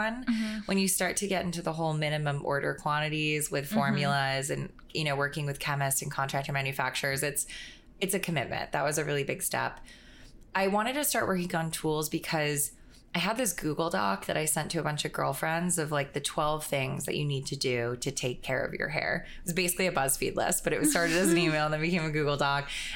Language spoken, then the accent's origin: English; Florida, United States; growing up in Florida